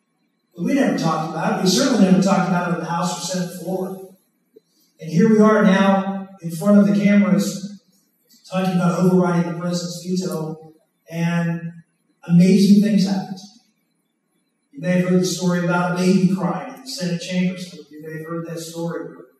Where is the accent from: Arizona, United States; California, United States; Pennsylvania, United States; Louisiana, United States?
Pennsylvania, United States